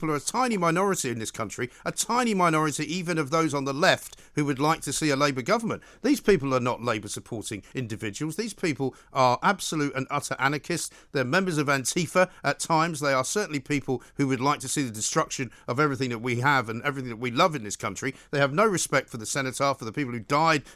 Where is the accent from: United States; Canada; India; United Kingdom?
United Kingdom; London; as a Londoner, born and bred, lived here all my life without exception for a few years where I went abroad